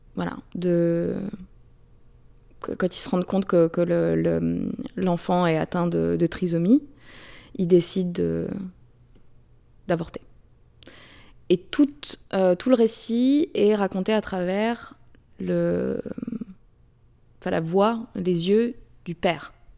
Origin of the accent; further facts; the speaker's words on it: France; moved away as an adult; now in United States; je suis partie de la France, enfin, je suis sortie du, du, côté un peu guindé académique mmh. français pour, pour venir aux États-Unis